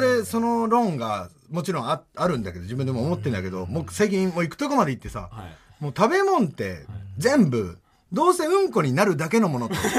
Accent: Fukui, Japan; now in Tokyo, Japan; 福井県で同郷で

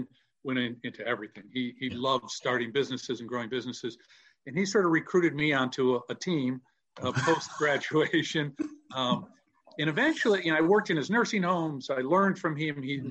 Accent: United States; I grew up in an Italian-American neighborhood

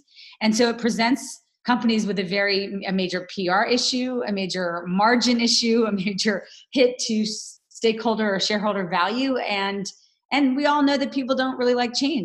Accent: New York City, New York, United States; now in Los Angeles, United States; I am based in Los Angeles, California, but I am a New Yorker at heart. That's my hometown is New York City.

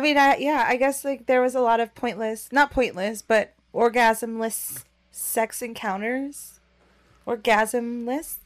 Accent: Orange County, California, United States; I'm from Orange County, California

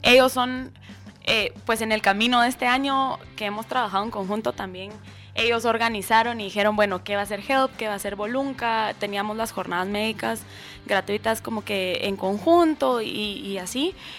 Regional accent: Escuintla, Guatemala; en Escuintla y aparte como que es mi pueblo donde nací y crecí.

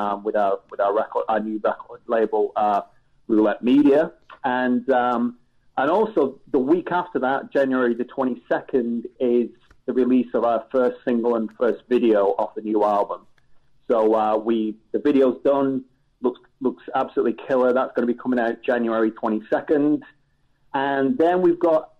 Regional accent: England, United Kingdom; growing up in England, very different to growing up in the States

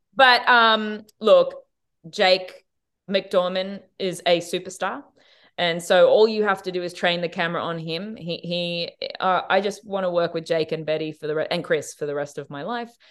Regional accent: Australia; as an Australian

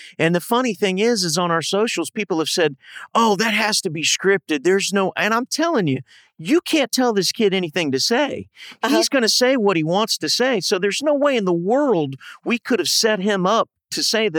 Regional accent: Ohio, United States; moved away; I grew up in Ohio.

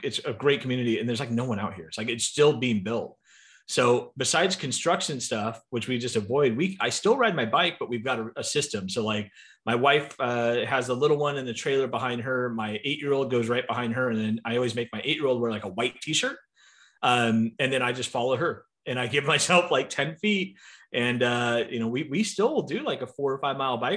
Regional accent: San Diego, California, United States; moved away as an adult; now in Phoenix, United States; I born and raised in San Diego.

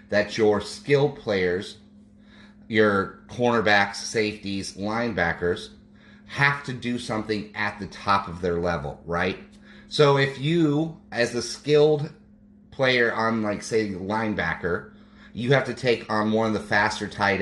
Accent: Colorado, United States; Colorado, my home state.

